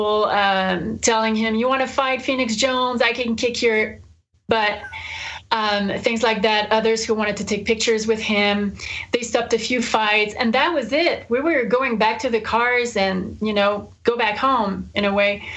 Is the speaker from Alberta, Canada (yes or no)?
no; Montreal, Quebec, Canada; since I'm from Montreal.